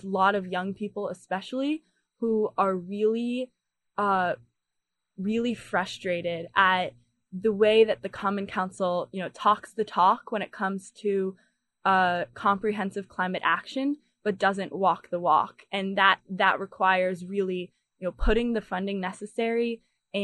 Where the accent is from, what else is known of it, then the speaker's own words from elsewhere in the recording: New York City, New York, United States; moved away as an adult; now in Ithaca, United States; I grew up in New York City